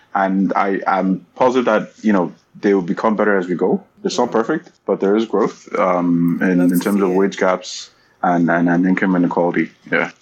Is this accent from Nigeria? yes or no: yes; Nigeria; also born or lived in England / Canada; now in Waterloo, Canada; for most part, it was a Nigerian upbringing